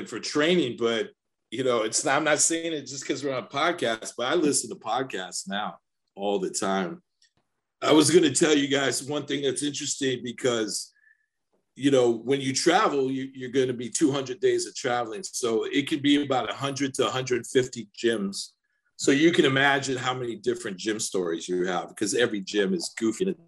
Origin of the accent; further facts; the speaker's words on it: United States; the American guy that's running, you know, the security for a tour